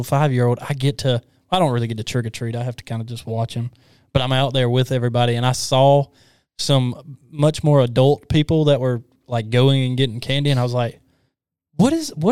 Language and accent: English; Alabama, United States; moved away; I grew up in Alabama